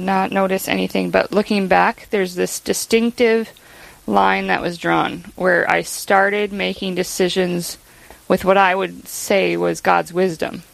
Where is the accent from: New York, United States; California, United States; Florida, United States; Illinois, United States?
Illinois, United States; Chicago; I grew up in Chicago, so just outside of Chicago.